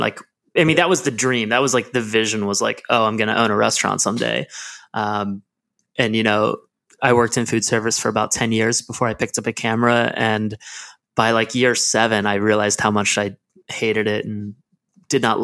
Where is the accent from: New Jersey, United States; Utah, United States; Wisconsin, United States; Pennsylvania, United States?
Pennsylvania, United States; Lancaster; I am from Lancaster, Pennsylvania, which is this super small town that has like big city vibes here and there. But I grew up in the area